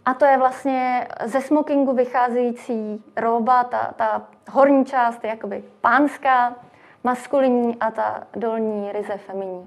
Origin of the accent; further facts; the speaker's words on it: Czechia; u nás v Čechách